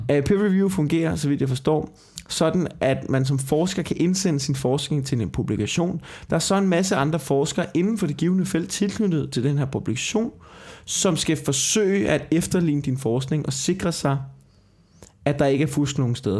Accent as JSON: {"language": "Danish", "country": "Denmark"}